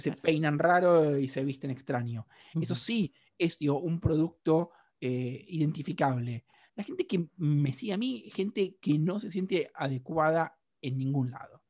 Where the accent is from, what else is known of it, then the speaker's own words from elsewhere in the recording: Argentina; yo soy un argentino